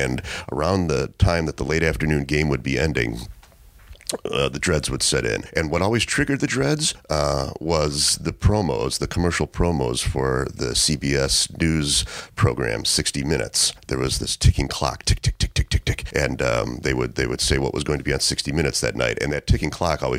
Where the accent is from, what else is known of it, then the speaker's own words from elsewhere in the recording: Chicago, Illinois, United States; accent: Chicago; So I was brought up in Chicago in middle class family.